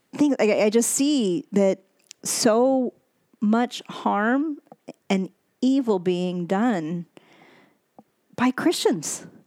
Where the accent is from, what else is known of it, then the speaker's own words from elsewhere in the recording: United States; I was born in America